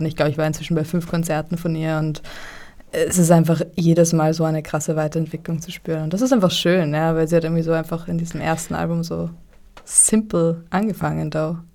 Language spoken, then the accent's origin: German; Vienna, Austria; ich bin so eine echte Wienerin, weil eigentlich meine Familie aus dem slawischen Bereich kommt.